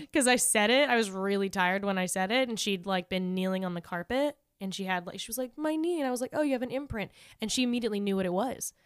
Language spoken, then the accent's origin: English; La Puente, California, United States; I'm from La Puente, and I was one of, like, three white people in my school